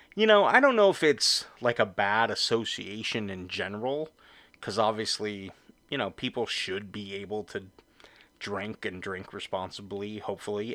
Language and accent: English; Orange County, California, United States; I grew up in Orange County